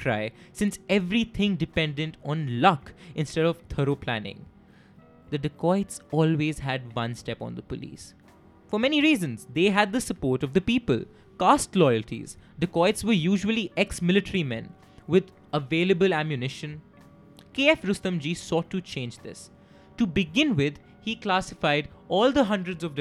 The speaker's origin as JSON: {"language": "English", "town": "Kanpur", "region": "Uttar Pradesh", "country": "India", "said": "I am from Kanpur, a city very close to Itawa"}